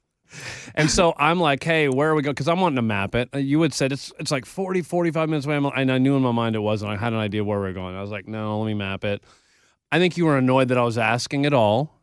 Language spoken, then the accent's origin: English; Texas, United States; I learned about the Alamo because I'm from Texas